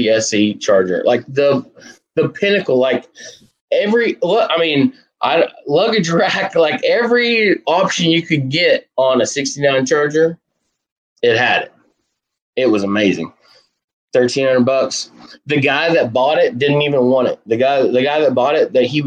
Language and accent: English; United States; also born or lived in Western Kentucky; I'm from Southern Indiana, Western Kentucky. That area in the middle of the country